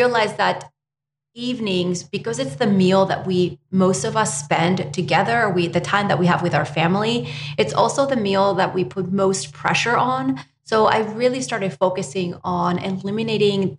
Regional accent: Spain; now in United States; I was born and raised in Spain

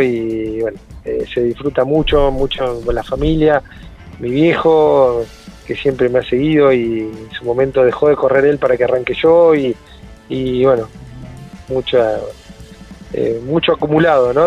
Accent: Pehuajó, Buenos Aires, Argentina; now in Trenque Lauquen, Argentina; yo soy nativo de Pihue eh, ya más de la mitad de mi vida estoy acá en Trenguela

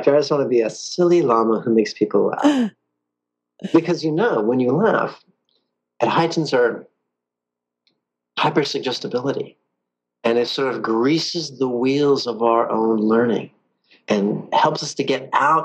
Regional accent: Southern California, United States; also born or lived in San Francisco; I was born born in San Francisco, but raised in Southern California since I was about, three or four

